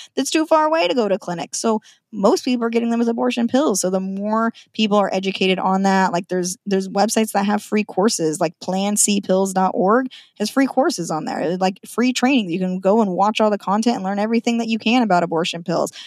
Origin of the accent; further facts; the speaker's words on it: Nampa, Idaho, United States; moved away as an adult; now in Washington, United States; I'm a born and raised Idahoan, born in Nampa.